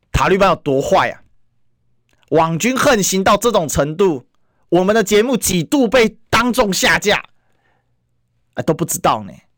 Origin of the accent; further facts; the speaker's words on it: Kaohsiung, Taiwan; 我老家高雄